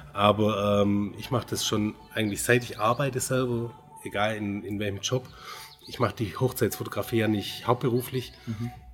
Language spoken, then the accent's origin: German; Göppingen, Baden-Württemberg, Germany; ich komme aus Göppingen, bin 42 Jahre alt